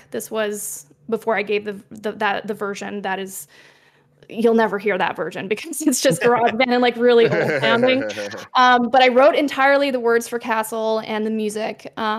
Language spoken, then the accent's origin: English; Quebec, Canada; I'm from Quebec, like … You know, gotta do some representing my home province.